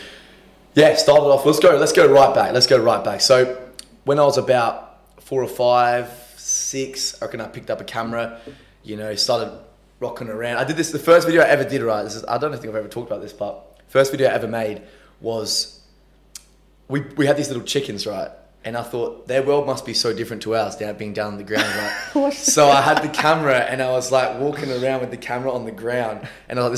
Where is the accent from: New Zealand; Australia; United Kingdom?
Australia; Adelaide, South Australia; we're from Adelaide